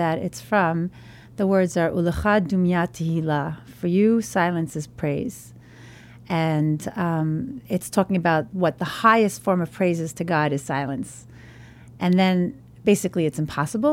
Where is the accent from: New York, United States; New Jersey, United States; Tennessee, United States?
New York, United States; New York City; I grew up in Borough Park, an ultra-Orthodox Hasidic community in Brooklyn